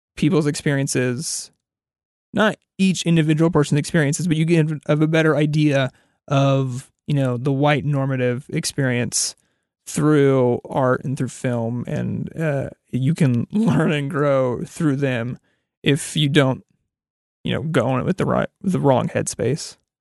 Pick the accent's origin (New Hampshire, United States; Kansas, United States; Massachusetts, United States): Kansas, United States; a white dude in his twenties growing up in Kansas